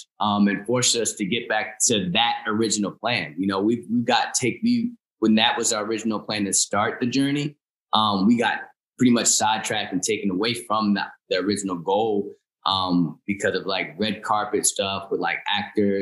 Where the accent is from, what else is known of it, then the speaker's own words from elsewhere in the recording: Chester, Pennsylvania, United States; also born or lived in Philadelphia, Pennsylvania; now in New Jersey, United States; I was born at a hospital in Chester, PA